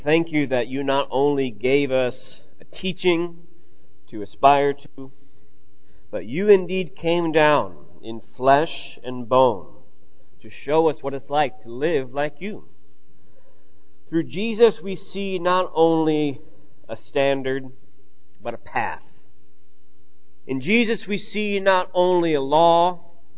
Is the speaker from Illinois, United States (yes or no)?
yes; Illinois, United States; moved away; I just spent the week actually back in Illinois, and my mother and my sister were moving. My mom switched houses from the house I grew up in to my hometown